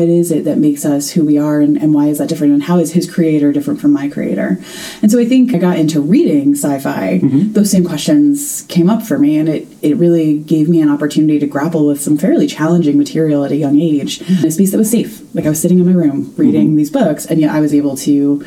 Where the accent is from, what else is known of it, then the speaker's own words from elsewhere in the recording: near West Point, outside of New York City, United States; I grew up outside of New York City